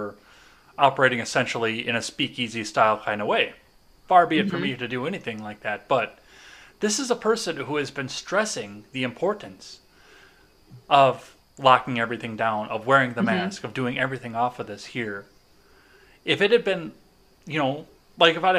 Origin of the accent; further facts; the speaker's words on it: Kenosha, Wisconsin, United States; my hometown